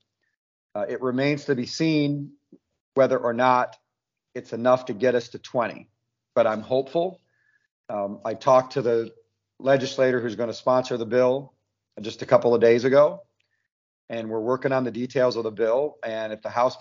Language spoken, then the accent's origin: English; Grayling, Michigan, United States; accent: Northern; moved away as an adult; also born or lived in Saginaw, Michigan; now in Kentucky, United States; moved to Northern Michigan and Grayling in the Northern Lower Peninsula